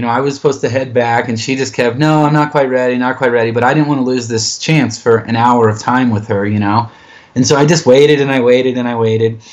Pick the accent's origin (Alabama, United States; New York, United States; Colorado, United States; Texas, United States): Colorado, United States; Colorado Springs; moved away as an adult; also born or lived in Raleigh, North Carolina; now in North Carolina, United States; we're both from Colorado Springs